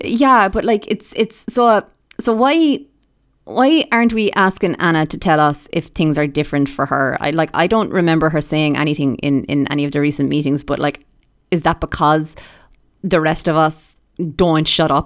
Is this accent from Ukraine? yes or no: no; Ireland; being Irish